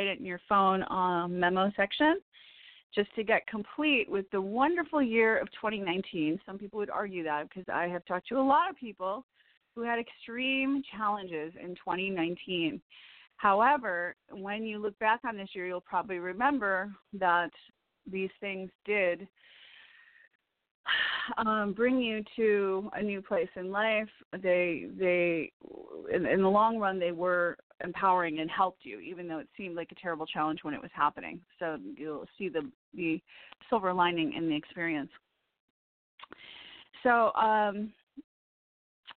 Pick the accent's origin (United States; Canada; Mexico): United States; Evanston, Illinois; moved away; I was born in Evanston